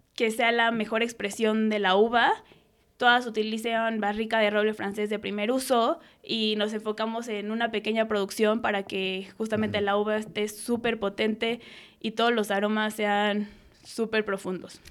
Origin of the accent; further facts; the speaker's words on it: Mexico City, Mexico; yo nací en Ciudad de México, soy una niña de la ciudad.